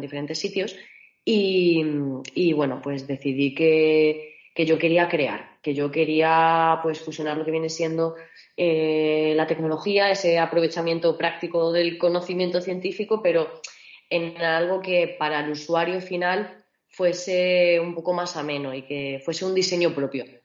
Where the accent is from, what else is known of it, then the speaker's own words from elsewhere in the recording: Mérida, Extremadura, Spain; moved away as an adult; also born or lived in Valladolid; now in Germany; yo soy de Mérida y, me fui a Valladolid a estudiar ingeniería mecánica. Y luego de ahí, pues ya decidí subir un poquito más y me perdí por Alemania